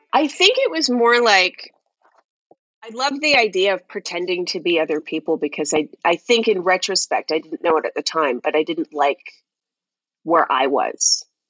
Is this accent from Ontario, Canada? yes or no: yes; Toronto, Ontario, Canada; moved away as an adult; I grew up and lived in Toronto